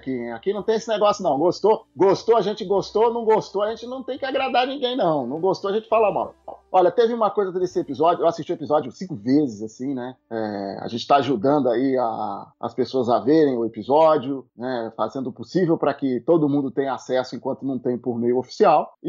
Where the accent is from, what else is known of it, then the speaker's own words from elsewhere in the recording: Rio de Janeiro, Brazil; a gente é, é, carioca é do Rio de Janeiro, mas já tem gente do Brasil inteiro, né?